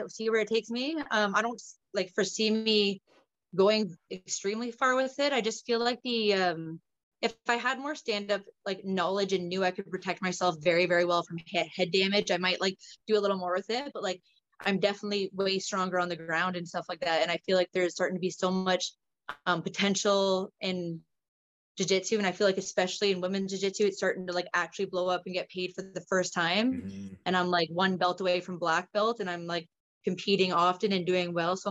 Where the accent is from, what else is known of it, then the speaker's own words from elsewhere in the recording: Ontario, Canada; also born or lived in British Columbia; now in Nova Scotia, Canada; I'm originally from Ontario